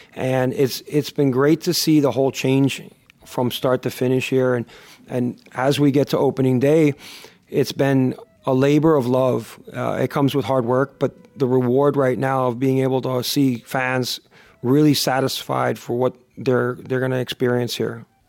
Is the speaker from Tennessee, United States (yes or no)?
no; Miami, Florida, United States; also born or lived in Boston / Ohio; I consider myself a, a native South Floridian, especially since, uh, I've been on, in South Florida for over thirty-five years, I was born in the, in the New England, Boston region, uh, for a short period of time and, and, and traveled a little bit with the success of my parents, uh, to Ohio, but primarily, uh, Miami has been what I call home